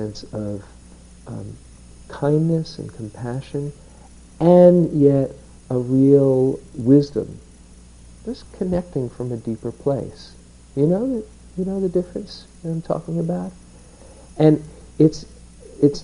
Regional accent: New York, United States; I grew up in New York, where you kind of pride yourself how many balls you can keep up in the air

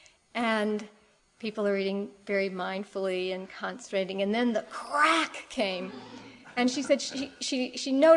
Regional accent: Cleveland, Ohio, United States; now in San Francisco, United States; I grew up in Cleveland, Ohio, in the Midwest, not so far away from here. And I haven't lived there for about 30 years

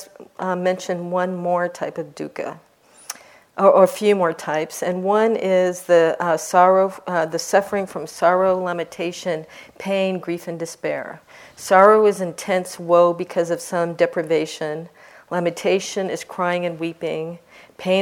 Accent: Seattle, Washington, United States; I'm from Seattle and that's our airlines

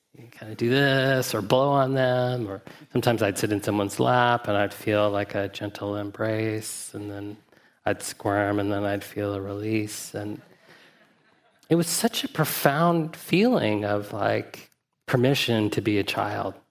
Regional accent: Huntsville, Alabama, United States; I grew up in Huntsville, Alabama.

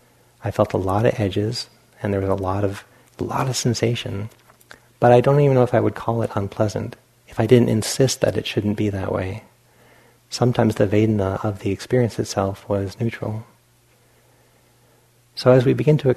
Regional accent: Rhode Island, United States; moved away; I'm from Rhode Island, where it gets cold

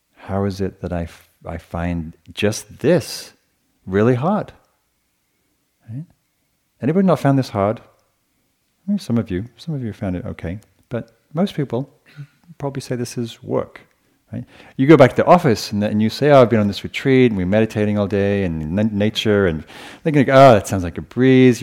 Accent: England, United Kingdom; moved away; So I grew up with in England

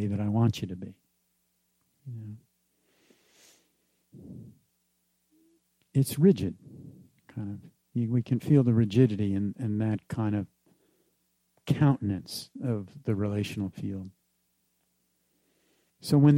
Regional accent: New Jersey, United States; the kind of economic and subculture experience that I grew up with in New Jersey

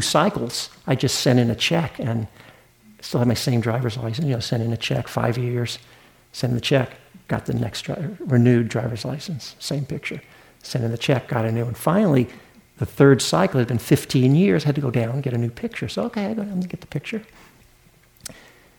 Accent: the South, Southern United States, United States; accent: Southern; moved away; I didn't grow up in New England. I'm a Southern boy. Maybe you can hear that in my accent

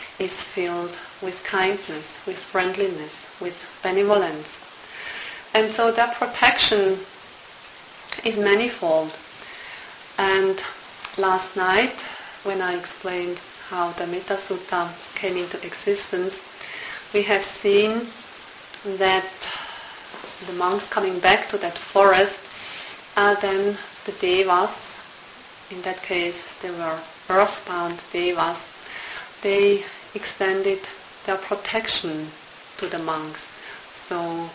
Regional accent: Switzerland; moved away; also born or lived in Burma; I'm from Switzerland

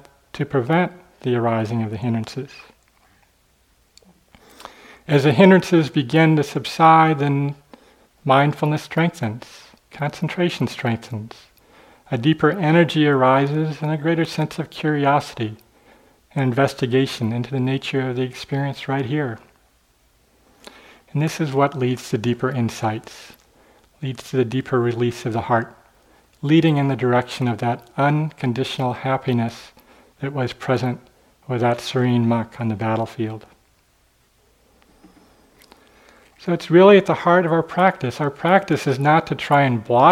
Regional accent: St. Louis, Missouri, United States; I grew up in St. Louis, right by the Mississippi River

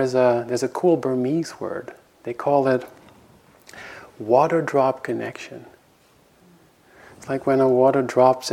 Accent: Netherlands; moved away as an adult; now in United States; I was coming from Holland and living in America

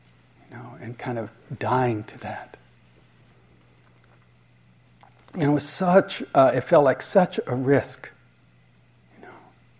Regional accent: Switzerland; I told my parents were divorced, and I grew up in Switzerland

